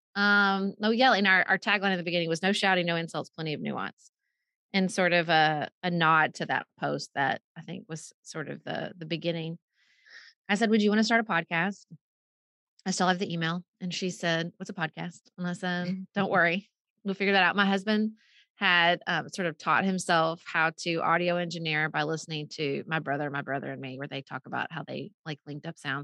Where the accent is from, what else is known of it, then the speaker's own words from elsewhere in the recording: Paducah, Kentucky, United States; moved away as an adult; also born or lived in Washington D.C.; moved back to Paducah for a while and I started having kids